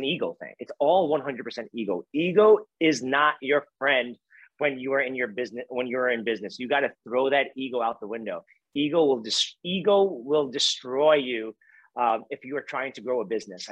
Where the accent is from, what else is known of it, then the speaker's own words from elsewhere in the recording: New York City, New York, United States; growing up in Brooklyn, New York